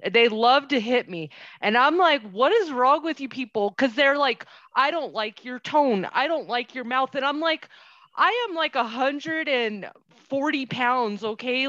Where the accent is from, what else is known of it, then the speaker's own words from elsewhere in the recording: Albuquerque, New Mexico, United States; moved away; I'm from Albuquerque.